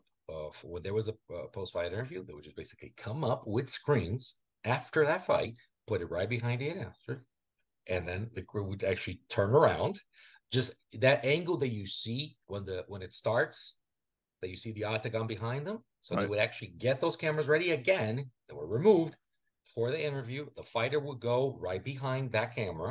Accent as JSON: {"language": "English", "country": "Brazil", "second_language": "English", "moved": "yes", "lives_now": "United States"}